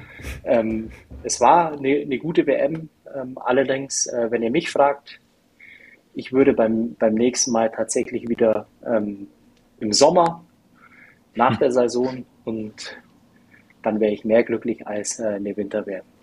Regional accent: Germany; als Deutscher

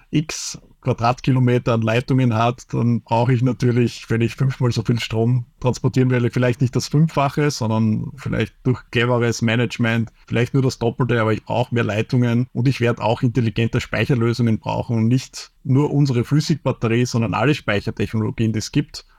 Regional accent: Austria; wenn man sich beschwert als typischer Österreicher.

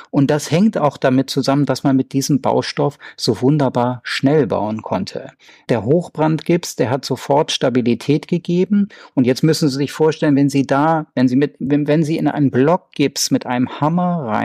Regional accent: Göttingen, Lower Saxony, Germany; ich komme ja aus Göttingen, Sie haben das anfangs erwähnt

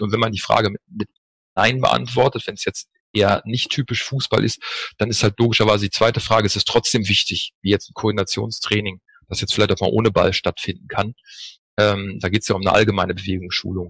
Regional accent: Northern Germany, Germany; moved away as an adult; also born or lived in Freiburg / Düsseldorf; now in Cologne, Germany; Habe im Norden angefangen, wo ich geboren bin

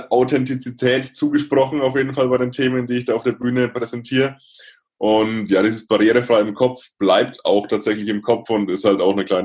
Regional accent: Bavaria, Germany; Ich komme aus der Nähe von Würzburg, ähm, so

